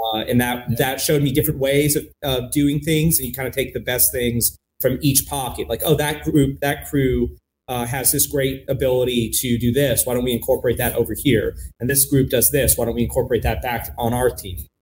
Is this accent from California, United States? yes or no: yes; Los Angeles, California, United States; now in Portland, United States; I grew up in Los Angeles, but I didn't have a connection to the film community in LA.